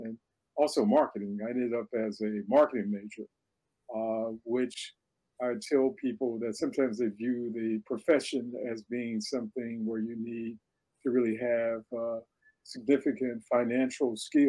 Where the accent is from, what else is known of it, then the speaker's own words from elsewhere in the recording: Midwest, United States; I never saw myself as a Southerner. In fact, when you grow up in the Midwest, the last thing you want to do is think about going to the South.